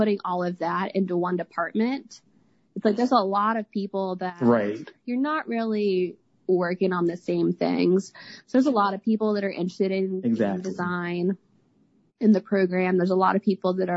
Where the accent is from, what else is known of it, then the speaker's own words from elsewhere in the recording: Atlanta, Georgia, United States; I grew up in Atlanta. So luckily I still have a lot of friends here